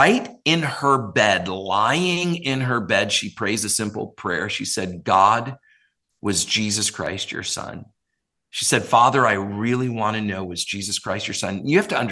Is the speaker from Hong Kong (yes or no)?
no; Minnesota, United States; also born or lived in Brooklyn, New York; I actually grew up where you're recording this show in Minnesota